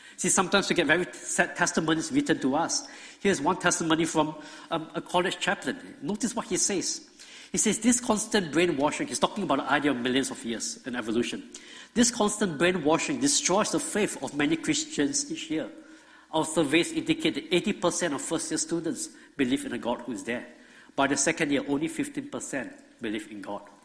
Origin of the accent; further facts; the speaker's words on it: Singapore; moved away as an adult; now in Georgia, United States; I grew up in Singapore